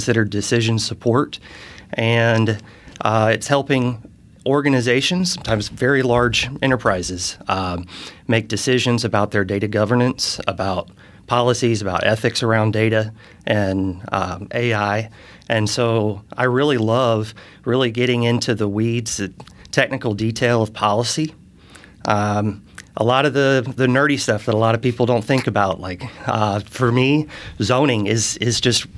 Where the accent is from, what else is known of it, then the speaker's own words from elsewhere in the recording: Charleston, South Carolina, United States; also born or lived in St. Louis, Missouri; now in Fishers, United States; I grew up in Charleston, South Carolina. So I'm from the South. I moved here in 2017. So I've been here about 6 years